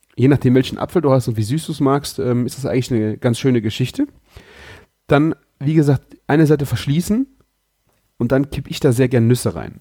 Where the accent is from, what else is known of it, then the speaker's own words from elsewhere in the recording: Rhineland, Germany; hier bei uns im Rheinland